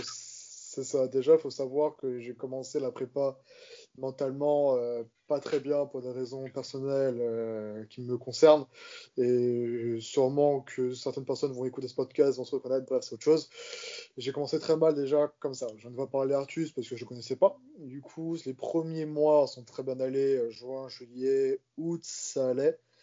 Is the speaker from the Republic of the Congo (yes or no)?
no; Corsica, France; je suis corse